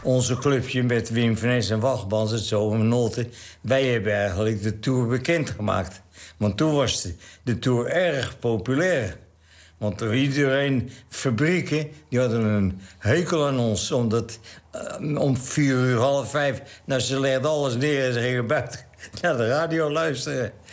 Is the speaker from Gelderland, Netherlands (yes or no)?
no; Velsen, North Holland, Netherlands; also born or lived in Haarlem; Velz hier bij de Hoogovers.